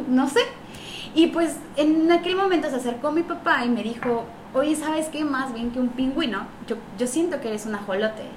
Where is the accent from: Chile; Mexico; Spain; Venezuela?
Mexico; Ciudad del Carmen, Campeche; muchos carmelitas que estudiamos en Mérida